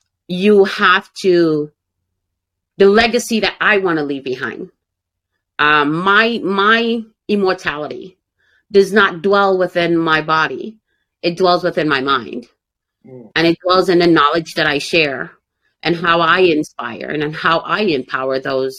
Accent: Jamaica; I was like, no, you crazy, man, because I'm Jamaican. We ain't black together.

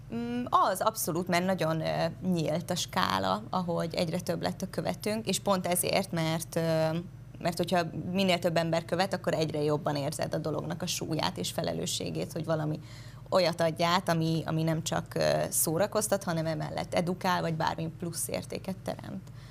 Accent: southern Great Hungarian Plain, Hungary; én a nagy alföld alján nőttem föl

